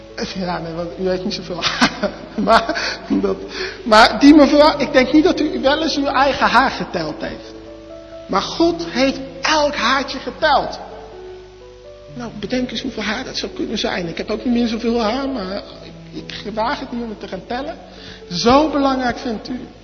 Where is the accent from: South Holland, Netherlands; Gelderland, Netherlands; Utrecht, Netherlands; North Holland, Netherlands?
Gelderland, Netherlands; Arnhem; also born or lived in Gouda; now in Zwijndrecht, Netherlands; ik ben geboren in Gouda, opgegroeid in Arnhem. En ik woon nu in Zwijndrecht